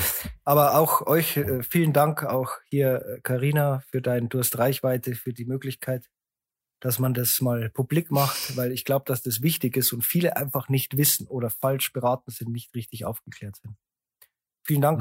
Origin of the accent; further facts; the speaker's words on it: Landshut, Bavaria, Germany; born or raised there